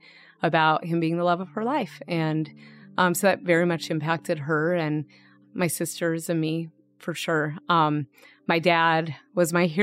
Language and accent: English; Arvada, Colorado, United States; also born or lived in Littleton, Colorado / Fort Collins, Colorado; I grew up in Arvada. It's a suburb of Denver